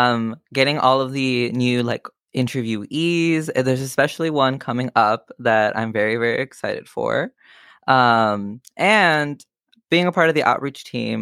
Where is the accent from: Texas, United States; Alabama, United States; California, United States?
Texas, United States; Donna; moved away as an adult; now in Austin, United States; I'm from a really, really small town called Donna, Texas. I moved over here just for university, and I'm currently on my last year at the University of Texas.